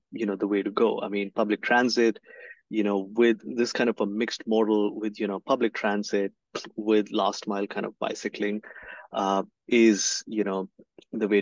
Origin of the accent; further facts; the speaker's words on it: India; moved away; I grew up in India